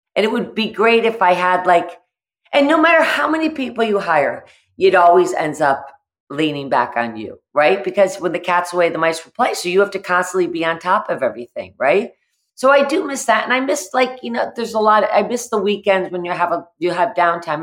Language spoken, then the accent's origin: English; the Berkshires, Massachusetts, United States; I grew up in the Berkshires